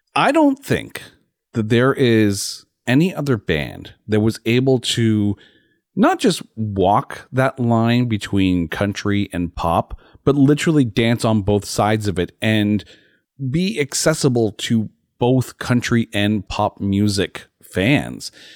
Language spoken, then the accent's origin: English; Canada; as a Canadian